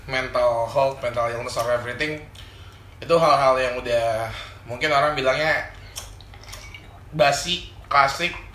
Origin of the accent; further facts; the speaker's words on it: Cikarang, West Java, Indonesia; also born or lived in Balikpapan; gue lahir di Balikpapan, tapi gue tumbuh besar di Bekasi, Cikarang, di lingkungan pabrik